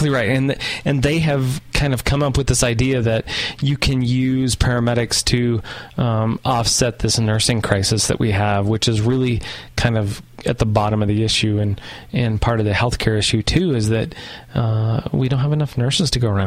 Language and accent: English; the South, United States; And I'm from the South and I can prove it.